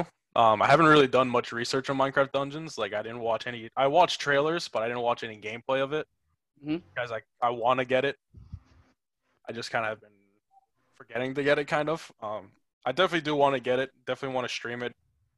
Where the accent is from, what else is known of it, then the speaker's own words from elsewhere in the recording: Merrick, New York, United States; also born or lived in Astoria, Queens, New York / Port Jefferson Station, New York; I'm born and raised Long Island, New York. Originally I was from Astoria, Queens. But I moved out to Merrick, New York when I was about 7.